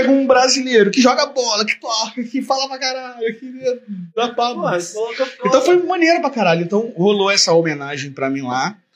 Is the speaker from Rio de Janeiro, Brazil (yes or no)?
yes; Belford Roxo, Rio de Janeiro, Brazil; Tipo assim, porra, eu sou de Bel, caralho. Eu sou de Bel